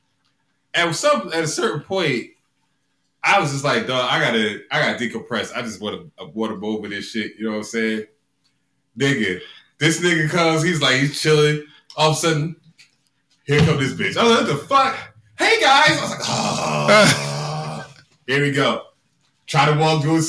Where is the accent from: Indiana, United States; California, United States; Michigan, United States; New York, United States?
Michigan, United States; we're from Michigan.